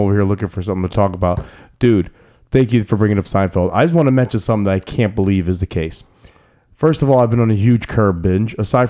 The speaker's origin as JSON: {"language": "English", "town": "New York City", "region": "New York", "country": "United States", "also_born_or_lived": "New Jersey", "moved": "yes", "said": "Because I'm from Brooklyn."}